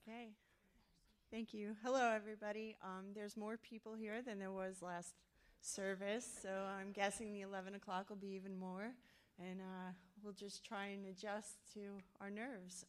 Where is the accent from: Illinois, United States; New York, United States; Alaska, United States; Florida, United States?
New York, United States; New York City; moved away; I'm from New York City